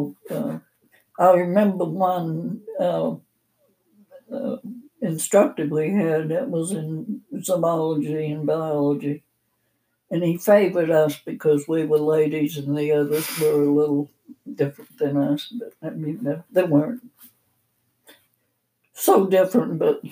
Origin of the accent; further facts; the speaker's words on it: Maine, United States; moved away as an adult; also born or lived in Arkansas / Massachusetts; now in Montana, United States; I grew up in the state of Maine.